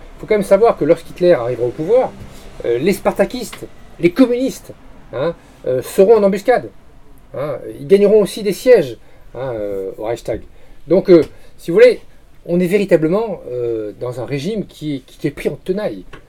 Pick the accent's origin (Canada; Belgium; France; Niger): France; nous sommes des Français